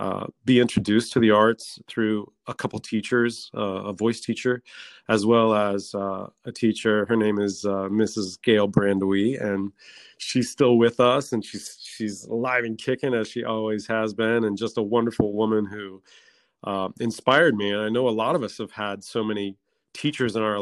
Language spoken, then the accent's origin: English; north of Dayton, Ohio, United States; also born or lived in Westchester County, New York; now in Armonk, United States; I'm originally from north of Dayton, Ohio. I grew up on a horse farm in Ohio